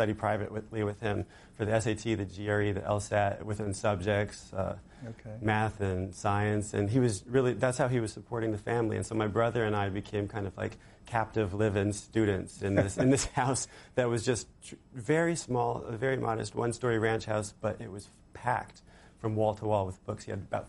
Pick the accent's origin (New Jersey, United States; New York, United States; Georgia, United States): New Jersey, United States; Fanwood; moved away; also born or lived in Lille, France; I grew up in Fanwood, New Jersey.